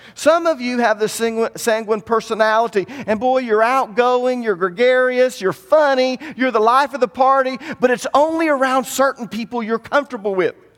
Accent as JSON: {"language": "English", "town": "Tahlequah", "region": "Oklahoma", "country": "United States", "tie": "born or raised there", "said": "The majority of us were born and raised in Cherokee County. We never even thought about leaving Tahlequah. We grew up here"}